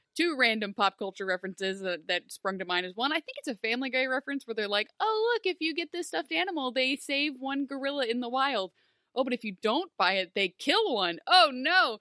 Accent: Findlay, Ohio, United States; Big Ben Roethlisberger is from my hometown

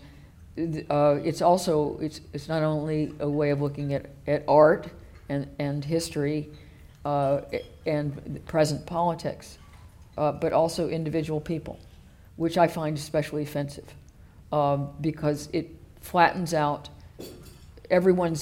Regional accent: the American South, United States; moved away as an adult; now in United Kingdom; I was born in the American South, which is even weirder.

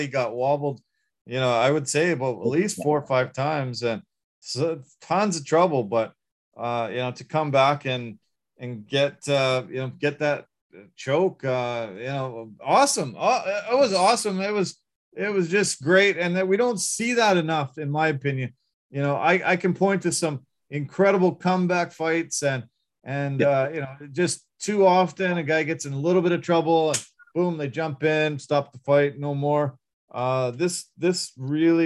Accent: Canada; we're Canadian

